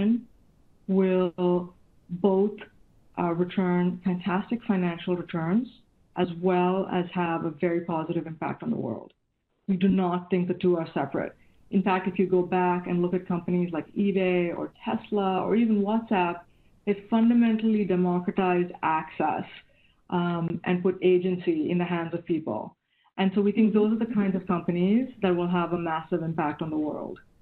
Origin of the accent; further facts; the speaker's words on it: India; moved away as an adult; now in Silicon Valley, United States; I grew up in India, and I came to the U.S. in 1995 and to Silicon Valley in early 99.